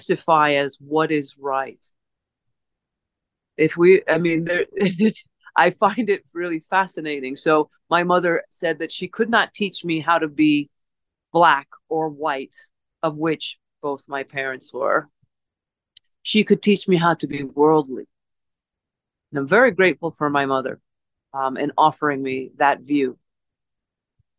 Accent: Holyoke, Massachusetts, United States; now in Cactus Springs, United States; I was born on in a small town back east, known as Holyoke, Massachusetts, and I was born on the Connecticut River in Providence Hospital

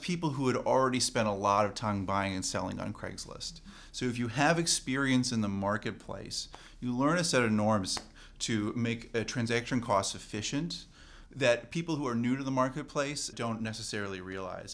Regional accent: Canada; as a Canadian

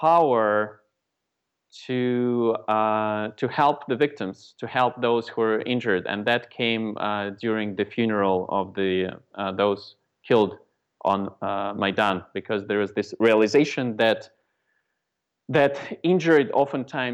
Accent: Moscow, Russia; now in United States; I was born in Moscow, Russia. And then for the past 24 years, I've been living in the States

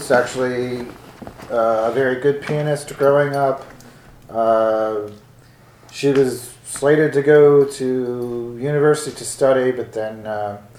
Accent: Pen Argyl, Pennsylvania, United States; I grew up in the Poconos in a small slate mining town named Penargil

